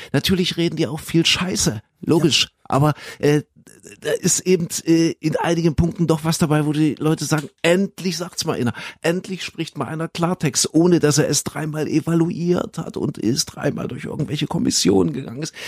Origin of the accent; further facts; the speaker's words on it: Saxony, Germany; Ich komme ja aus Sachsen.